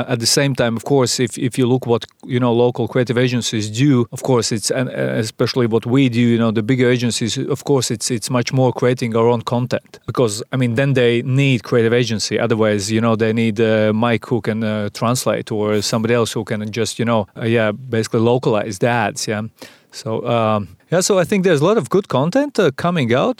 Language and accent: English; Sigulda, Vidzeme, Latvia; I'm a, a guy from Sigulda